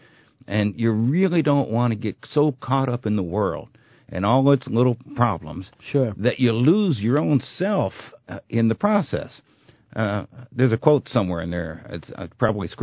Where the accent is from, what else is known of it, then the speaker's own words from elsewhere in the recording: New York City, New York, United States; moved away; I am from Brooklyn